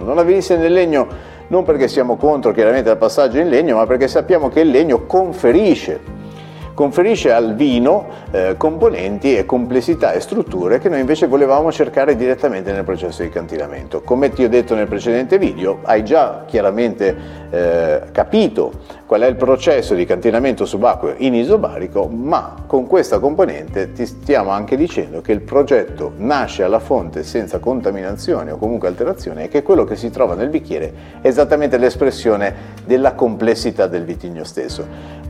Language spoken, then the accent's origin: Italian; Genoa, Liguria, Italy; da genovese